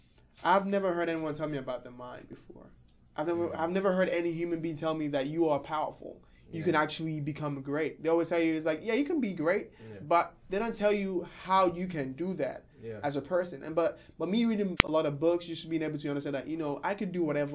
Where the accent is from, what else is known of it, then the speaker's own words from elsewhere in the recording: Nigeria; now in Kansas City, United States; I'm from Nigeria. And I'm from the town, the town where I grew up in is like one of the poorest towns in my country.